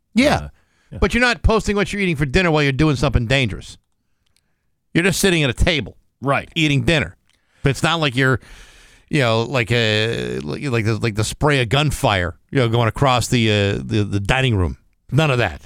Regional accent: Rehoboth, Massachusetts, United States; Dighton is uh, the next town over from my hometown of Rehoboth

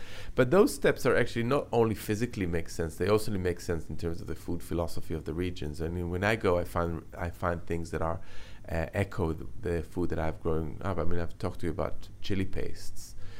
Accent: Jerusalem, Jerusalem District, Israel; So I was born and brought up in Jerusalem, which is kind of in the heart of the Middle East.

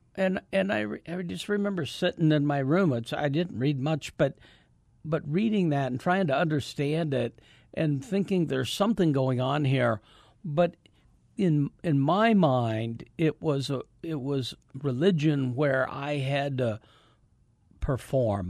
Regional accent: Davenport, Iowa, United States; moved away as an adult; I grew up in Davenport, Iowa.

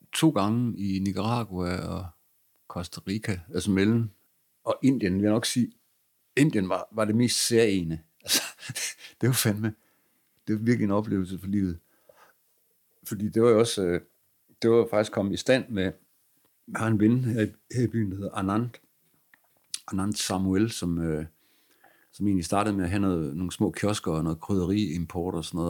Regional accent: Aarhus, Central Denmark Region, Denmark; min hjemby

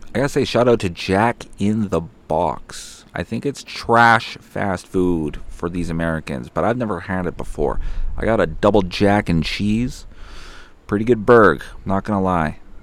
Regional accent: Winnipeg, Manitoba, Canada; I'm from Winnipeg.

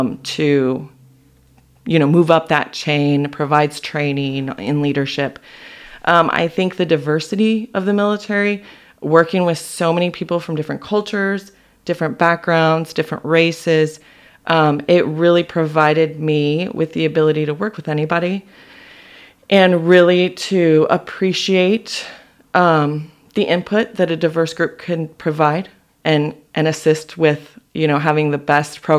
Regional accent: Las Vegas, Nevada, United States; moved away as an adult; now in Yakima, United States; I went back to Vegas, which is where I grew up

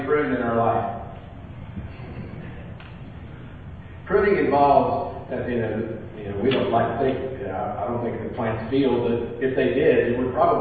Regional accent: California, United States; moved away; I grew up in California

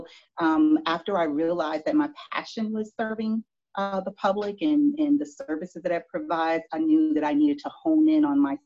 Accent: Miami, Florida, United States; moved away as an adult; also born or lived in Broward County, Florida / Washington, D.C.; now in Rocky Mount, United States; I was born and raised in Miami, Florida

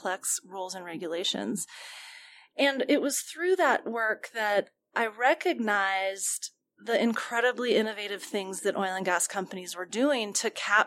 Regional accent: Colorado, United States; I am from Colorado, grew up here

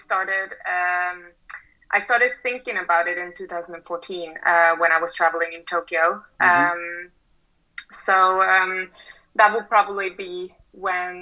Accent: Oslo, Norway; Oslo, my hometown

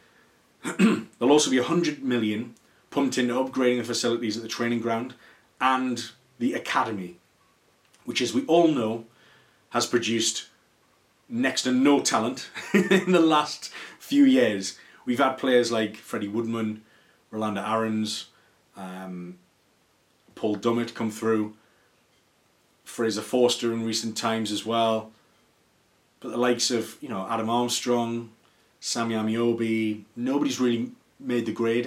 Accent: Newcastle upon Tyne, North East England, United Kingdom; I'm a Geordie and I love the region, I love the city, and it's really important to me.

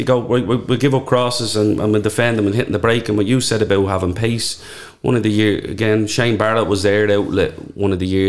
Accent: Dublin, Leinster, Ireland; I grew up in Talla, I was born in 83. There was nothing in Talla.

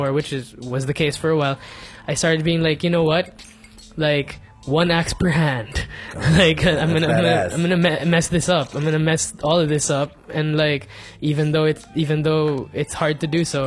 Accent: Muntinlupa, Metro Manila, Philippines; moved away as an adult; also born or lived in Bonifacio Global City (the Fort); now in Makati, Philippines; growing up in Alabang, where there's so much wind and like, there's trees and stuff

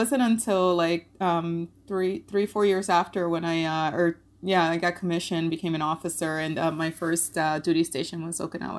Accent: Puerto Rico; So we, as a family, you know, we grew up in Puerto Rico.

